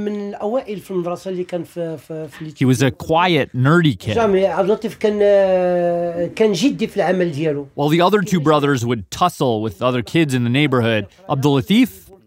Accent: Canada; now in Los Angeles, United States; And I'm in Canada. I was born and raised in Canada. My parents were from East Africa.

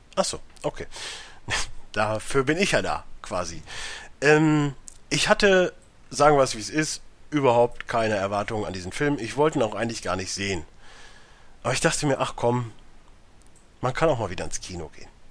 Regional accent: Germany; als Europäer, beziehungsweise als Deutscher

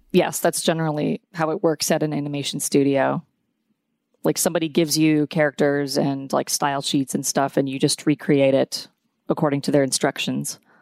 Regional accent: Atlanta, Georgia, United States; also born or lived in New York; I grew up in Atlanta

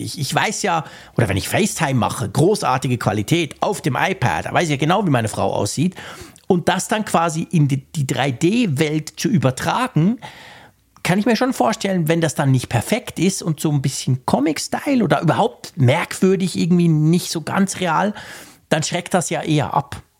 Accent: Switzerland; als Schweizer

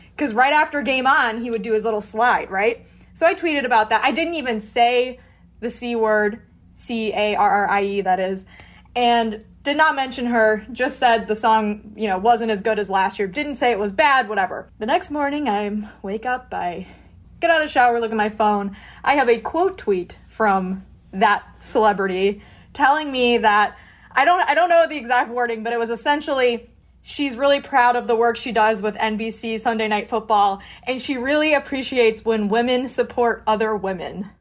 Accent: suburbs of Chicago, Illinois, United States; also born or lived in Pittsburgh; I am from the suburbs of Chicago

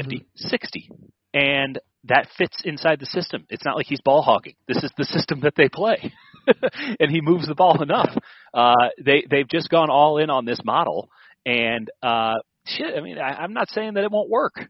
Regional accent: Chicago, Illinois, United States; moved away; I grew up in Chicago

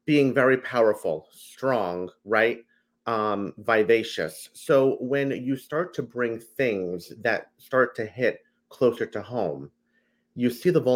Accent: New Jersey, United States; I am from New Jersey, through and through. A Jersey boy like you

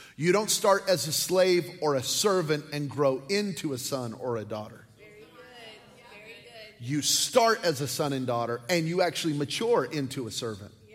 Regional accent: New Mexico, United States; I'm from New Mexico

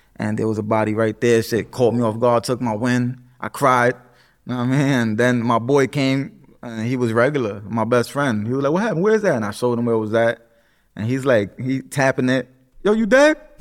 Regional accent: New York City, New York, United States; Puerto Rican, uh, from the Bronx, born and raised

